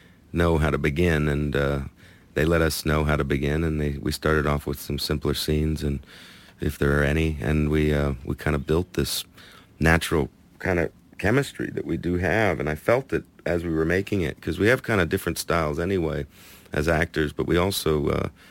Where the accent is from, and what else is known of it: Los Angeles, California, United States; born or raised there; also born or lived in Atlanta, Georgia